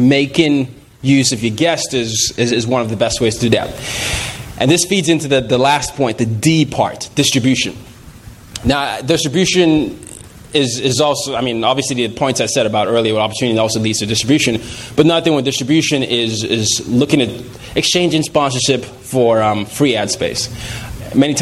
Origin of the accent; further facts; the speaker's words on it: Nigeria; I'm from Nigeria